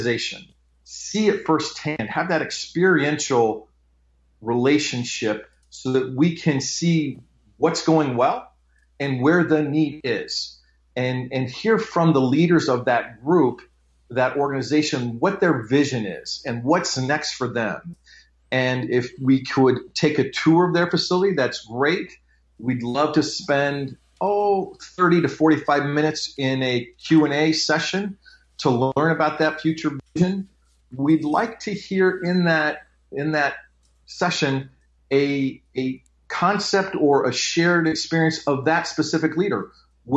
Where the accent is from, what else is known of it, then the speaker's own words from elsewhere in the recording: Nebraska, United States; now in Phoenix, United States; I grew up in Nebraska